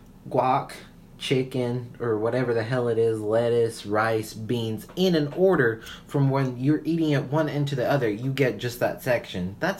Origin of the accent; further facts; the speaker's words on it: Puerto Rico; No, I'm Puerto Rican.